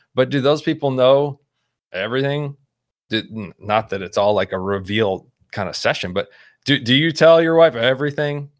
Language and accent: English; Houston, Texas, United States; moved away as an adult; also born or lived in Baltimore, Maryland; now in Midwest, United States; I grew up in Houston, suburb, though, not Ranch Hand Cowboy